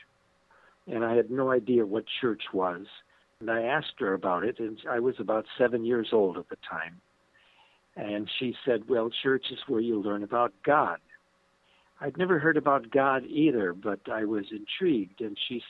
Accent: western suburb of Chicago, Illinois, United States; I was born in Chicago, Illinois. I grew up in a western suburb of Chicago, Illinois.

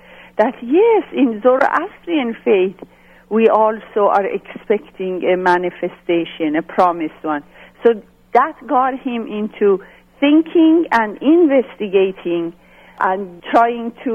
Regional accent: Yazd, Yazd Province, Iran; I grew up in Yazd, Iran. It's spelled Y-A-Z-D. Yazd is a southern city in Iran. And that's where I was born

